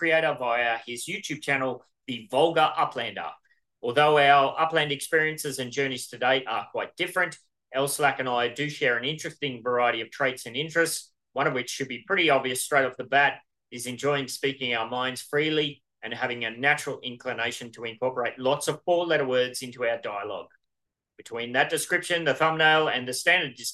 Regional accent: Australia; I'm Australian

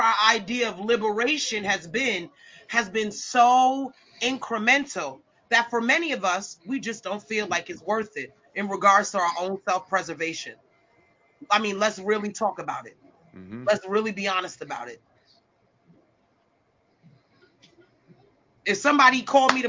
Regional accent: United States; I am complicit as an American.

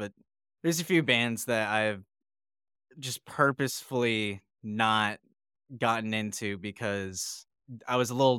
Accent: Anaheim, California, United States; I was born in Anaheim

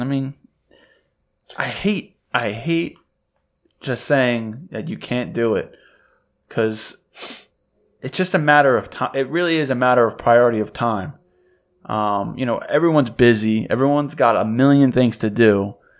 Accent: New York, United States; I'm from New York

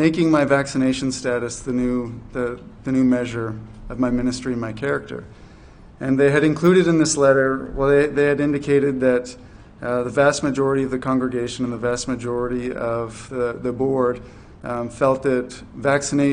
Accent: New Brunswick, Canada; moved away as an adult; also born or lived in Fredericton, New Brunswick; now in Charlottetown, Canada; I'm from New Brunswick, and for 11 years I did ministry in New Brunswick, Fredericton

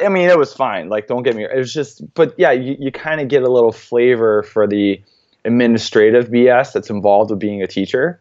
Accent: central New York, United States; Coming from a very small town in central New York

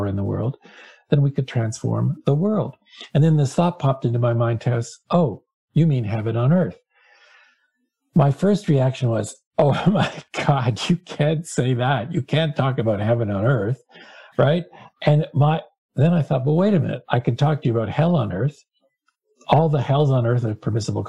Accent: Hamilton, Ontario, Canada; I grew up in Hamilton, Ontario, Canada, which is like Pittsburgh.

